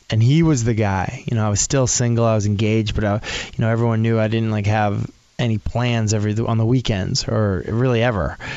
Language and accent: English; Northeast, United States; I guess I, you know, growing up in the Northeast, mostly I was just, I was kind of involved in chapel programs